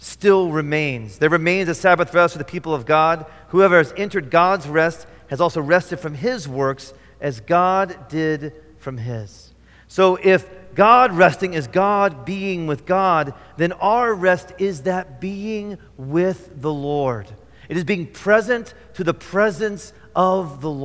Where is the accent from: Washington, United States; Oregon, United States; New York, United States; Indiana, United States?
Indiana, United States; moved away; I grew up in Indiana.